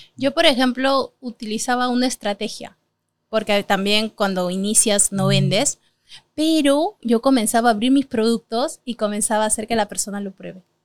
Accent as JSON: {"language": "Spanish", "country": "Peru", "said": "somos peruanos"}